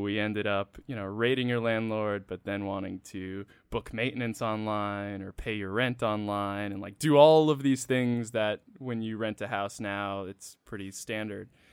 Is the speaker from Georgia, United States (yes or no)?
no; Freetown, Massachusetts, United States; also born or lived in Connecticut; I'm from a really small town in Massachusetts